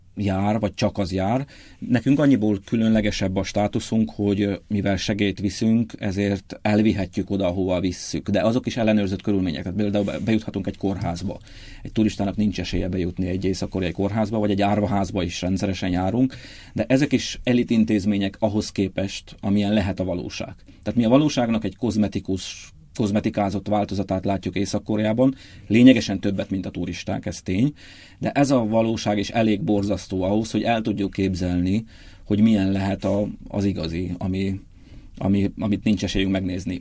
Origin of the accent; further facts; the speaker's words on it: Odorheiu Secuiesc, Harghita County, Romania; moved away as an adult; also born or lived in Praid, Romania; now in Budapest, Hungary; én egy Ceausescu országában nőttem föl, ahol komoly kihívást jelentett az, hogy Parajdról a 36 kilométerre lévő Székelyudvarhelyre